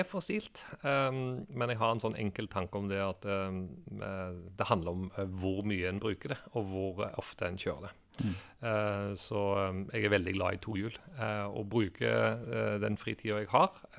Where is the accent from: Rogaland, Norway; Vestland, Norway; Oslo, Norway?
Rogaland, Norway; Stavanger; moved away as an adult; also born or lived in England; jeg er en gutt fra Stavanger som eh, har vokst opp eh, i oljebyen.